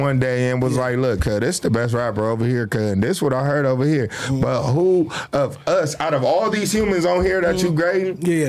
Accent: Long Beach, California, United States; I'm from Long Beach, so we gonna call Long Beach LA.

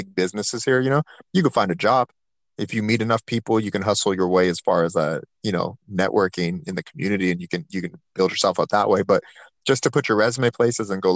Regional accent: Turlock, California, United States; I grew up in the Central Valley, Turlock

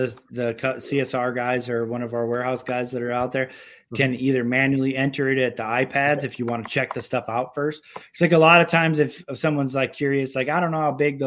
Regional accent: Syracuse, New York, United States; now in Minnesota, United States; I grew up in Syracuse, New York

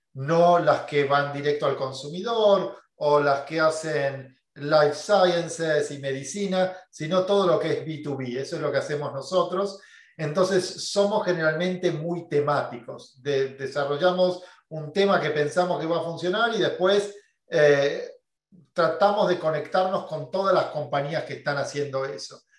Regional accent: Buenos Aires, Argentina; moved away as an adult; now in United States; creciendo en Buenos Aires, en Argentina, cuando terminé la universidad no pude conseguir trabajo

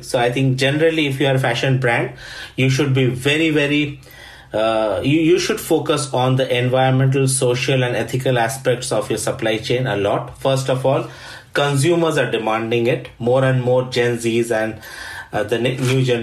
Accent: India; moved away as an adult; also born or lived in Sweden; now in Stockholm, Sweden; I'm originally from India, but have been living in Sweden for the last 14 years

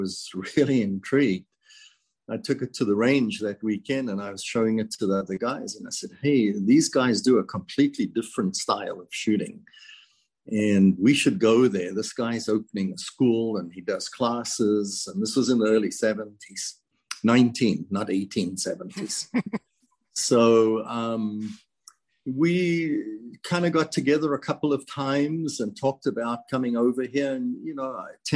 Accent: South Africa; now in United States; I was born and raised in South Africa, immigrated to the United States in 1977.

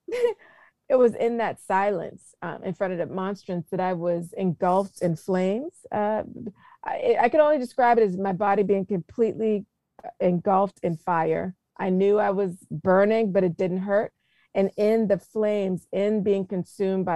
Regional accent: South Carolina, United States; where I'm from in South Carolina

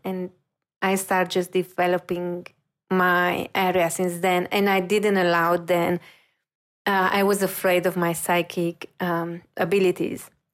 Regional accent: Romania; moved away as an adult; also born or lived in Paris; I'm coming from Romania

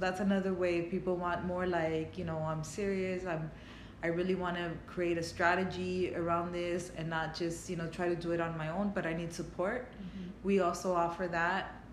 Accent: Los Angeles, California, United States; I was raised in East LA, and I knew a lot more about Mexico.

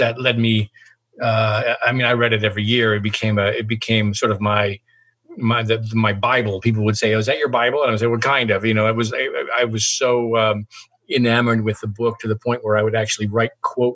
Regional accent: Yakima, Washington, United States; also born or lived in Seattle, Washington; that's my hometown, Yakima, Washington. I grew up there for the first, 17, 18 years. I born there, raised there

